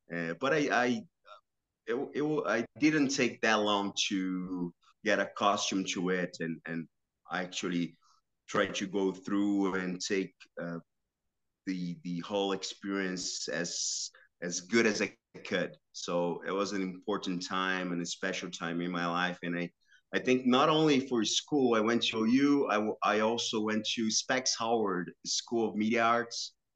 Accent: São Caetano do Sul, São Paulo, Brazil; moved away as an adult; now in Detroit, United States; I grew up in in the city called São Caetano, which is uh, belongs to Metro São Paulo

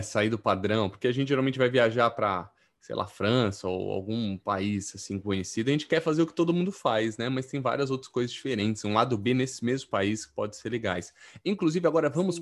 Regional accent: Brazil; now in São Paulo, Brazil; como brasileiros que somos

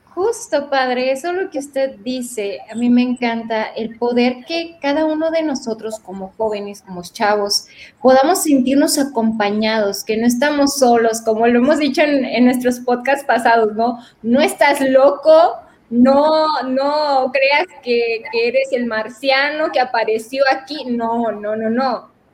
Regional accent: Veracruz, Mexico; now in Monterrey, Mexico; Yo soy originaria de Veracruz

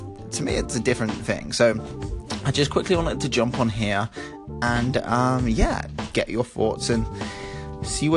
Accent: Bristol, South West England, United Kingdom; I grew up in Bristol

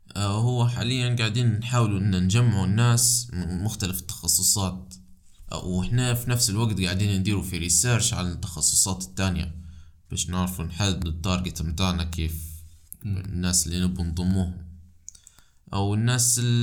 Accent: Libya; أنا من ليبيا

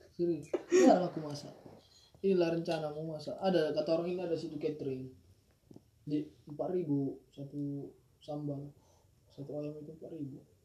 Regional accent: Padang Sidempuan, North Sumatra, Indonesia; moved away as an adult; asli Sumatera Utara Padang Sidimpuan

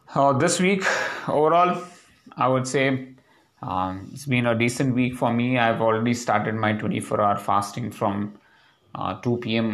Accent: India; now in Hyderabad, India; The pride of being an Indian is very important for us in our daily lives

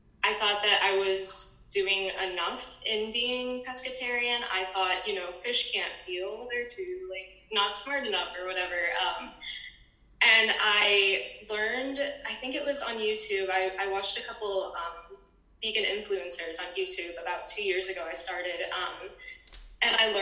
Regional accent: St. Louis, Missouri, United States; I am from St. Louis, Missouri

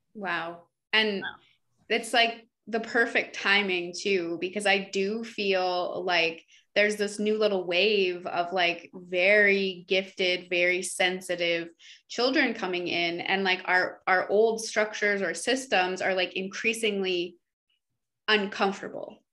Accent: Canada; we're from Canada

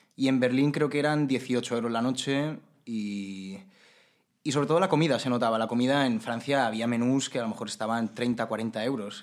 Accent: Majorca, Balearic Islands, Spain; yo como mallorquín

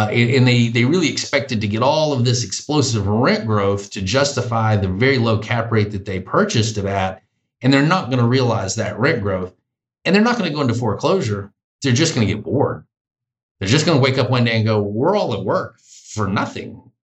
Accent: the South, United States; Now, being Southerner, that's what we call pencil whipping.

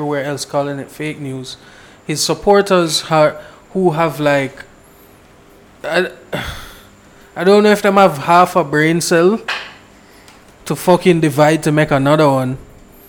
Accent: Jamaica; I'm Jamaican

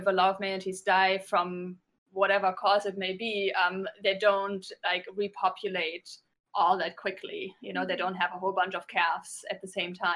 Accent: Germany; moved away as an adult; also born or lived in New York; I grew up in Germany, but moved to New York a while ago, and went to school there and started working in TV

